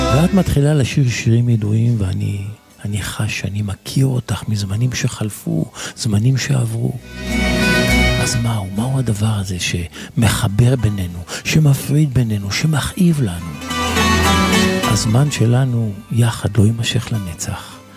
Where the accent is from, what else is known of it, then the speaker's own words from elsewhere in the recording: Israel; אנחנו כישראלים